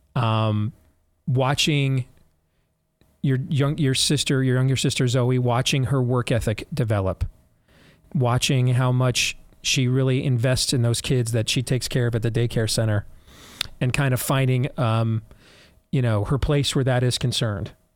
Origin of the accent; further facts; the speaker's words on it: United States; I'm an American